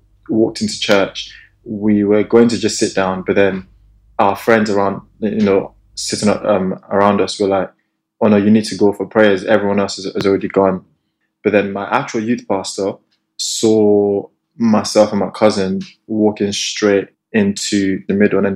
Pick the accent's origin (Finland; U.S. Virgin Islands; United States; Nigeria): Nigeria; moved away as an adult; also born or lived in Salford; Grew up in Nigeria.